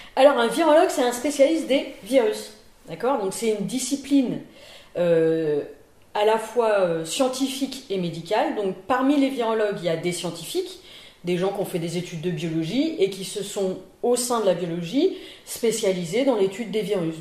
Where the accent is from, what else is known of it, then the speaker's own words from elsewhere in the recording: Paris region, Île-de-France, France; moved away as an adult; now in Lille, France; je suis lilloise d'adoption, puisque euh, je suis originaire de la région parisienne. Je suis arrivée à Lille en 1995 pour faire mon internat